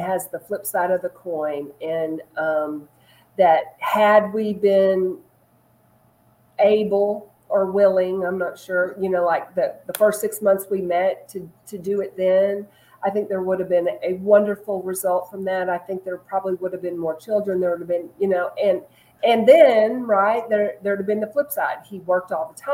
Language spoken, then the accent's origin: English; Texas, United States; also born or lived in Chicago, Illinois / Little Rock, Arkansas / Dallas, Texas; I grew up in Texas